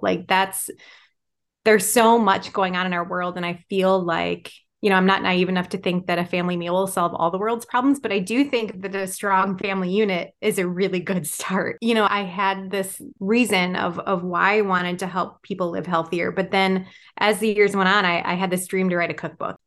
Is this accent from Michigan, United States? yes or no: yes; Michigan, United States; now in Wisconsin, United States; I'm originally from Michigan.